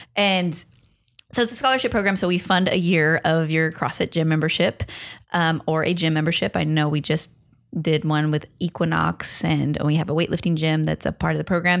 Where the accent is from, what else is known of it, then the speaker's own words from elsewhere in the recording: Long Beach, California, United States; You're in Long Beach. that's where I'm from